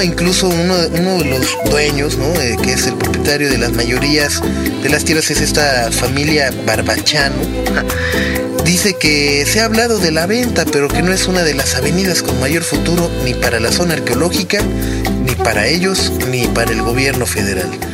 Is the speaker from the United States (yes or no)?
no; Mexico; hemos cambiado realmente como mexicanos, como la manera de desarrollar y de hacer crecer a nuestro país